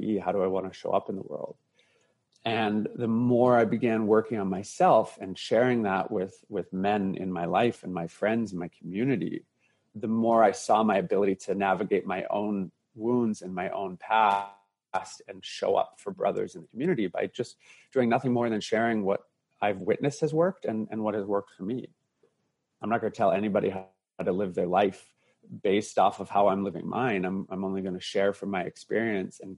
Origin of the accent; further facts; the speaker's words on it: Canada; Growing up in Canada, being bullied and teased as a young boy